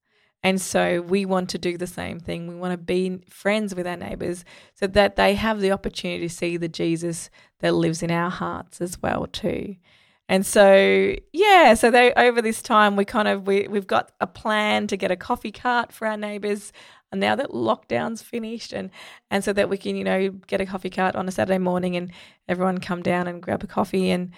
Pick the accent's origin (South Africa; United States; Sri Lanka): Sri Lanka; I grew up in Sri Lanka